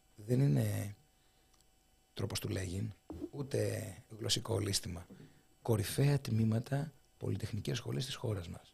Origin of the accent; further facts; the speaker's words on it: Kefalonia, Ionian Islands, Greece; moved away; Στο Πανεπιστήμιο Ιωνίου, στην Κεφαλονιά, στην ιδιαίτερη πατρίδα μου